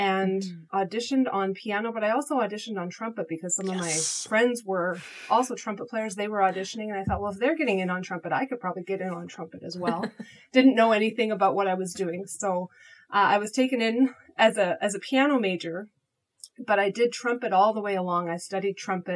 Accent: Calgary, Alberta, Canada; now in Edmonton, Canada; I'm from Alberta, so I grew up in Calgary.

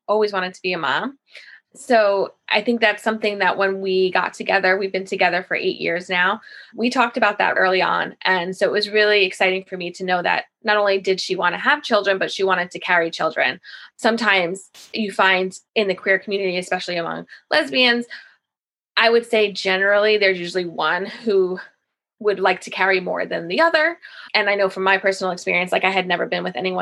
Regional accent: Massapequa, New York, United States; I'm from Massapequa in Long Island.

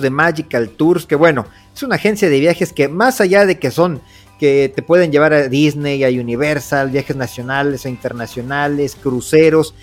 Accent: Veracruz, Mexico; somos veracruzanos

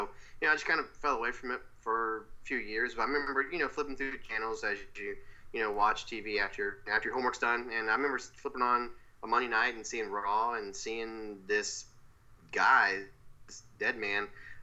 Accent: Georgia, United States; we're from Georgia, so that's WCW country

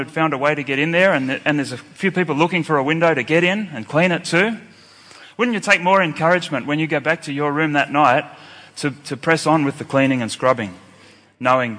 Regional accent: Sydney, New South Wales, Australia; I'm from Sydney, Australia

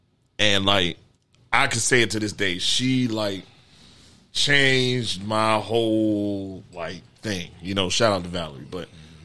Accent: Prince George's County, Maryland, United States; I was straight PG dude.

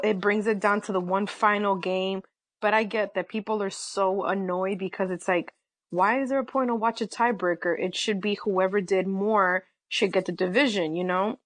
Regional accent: New York City, New York, United States; I am a proud New Yorker, born and raised in the city

